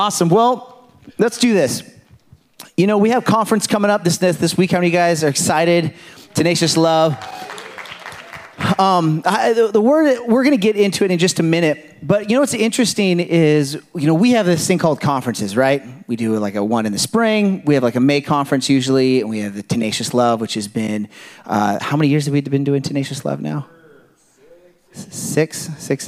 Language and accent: English; California, United States; I come from California